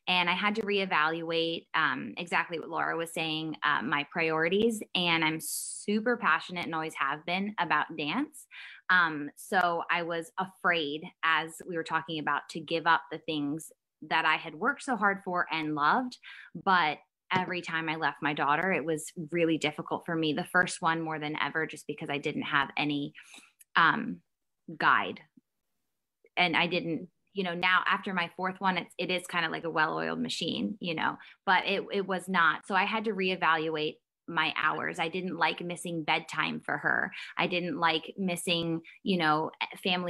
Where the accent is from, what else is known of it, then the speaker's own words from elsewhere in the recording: Maryland, United States; I grew up and am still in Maryland